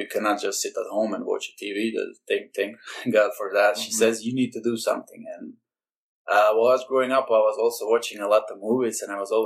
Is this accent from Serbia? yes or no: yes; Serbia; moved away as an adult; also born or lived in Belgium; 2003, I moved from Serbia to Belgium, where I lived for 9 years after that.